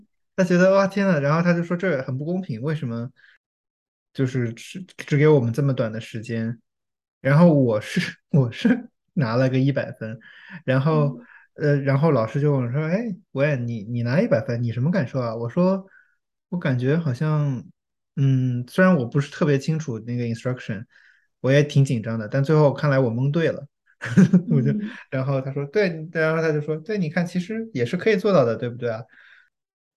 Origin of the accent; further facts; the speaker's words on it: China; now in United States; 我作为中国人